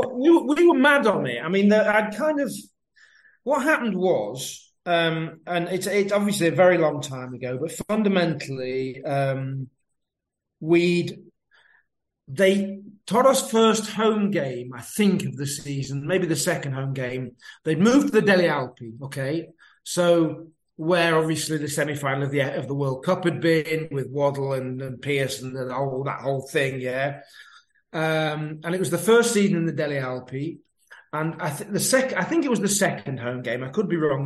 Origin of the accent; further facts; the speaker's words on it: Lincoln, East Midlands, United Kingdom; I'm from Lincoln